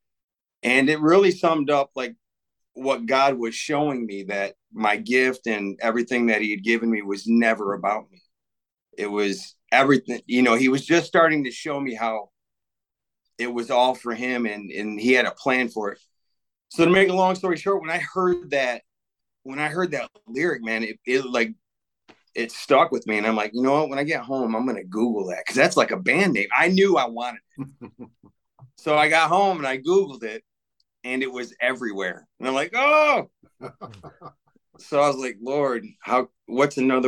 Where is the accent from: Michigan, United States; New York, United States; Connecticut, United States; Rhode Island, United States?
Michigan, United States; Davison; I'm from Davison. I grew up in Davison, and I've been in the area all my life.